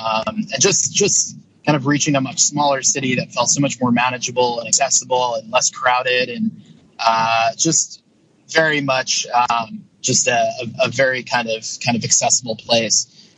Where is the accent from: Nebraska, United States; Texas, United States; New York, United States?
New York, United States; moved away; also born or lived in Buenos Aires, Argentina; I grew up in New York